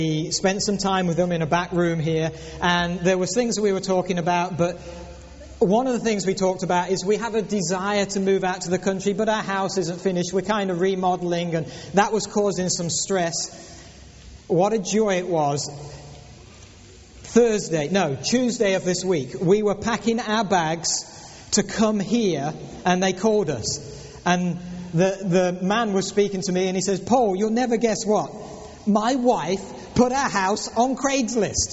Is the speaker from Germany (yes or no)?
no; England, United Kingdom; moved away; also born or lived in Lutterworth, England; we were born and raised in England